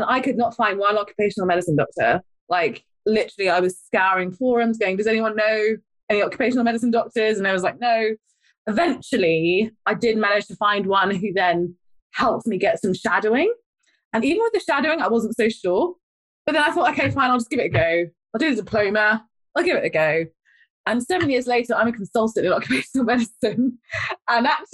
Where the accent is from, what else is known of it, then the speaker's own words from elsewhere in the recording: London, United Kingdom; moved away; also born or lived in Blackburn; I'm a London girl, by the way. I don't need to tell my accent.